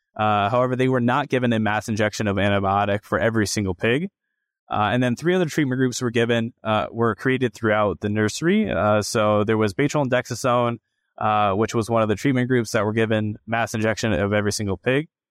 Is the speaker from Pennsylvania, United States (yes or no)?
no; Grinnell, Iowa, United States; I'm originally from Grinnell, Iowa